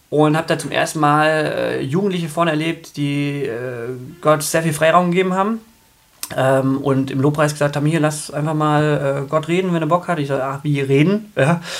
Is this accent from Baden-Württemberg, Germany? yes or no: yes; Aalen, Baden-Württemberg, Germany; äh, Altpietismus sogar, also äh, in Württemberg groß geworden, Tefern im Aalen, mein Papa war der Vorsitzende.